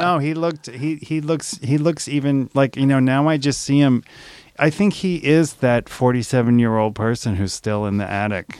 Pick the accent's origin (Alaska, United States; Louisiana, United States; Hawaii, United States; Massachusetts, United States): Louisiana, United States; New Orleans; I grew up in New Orleans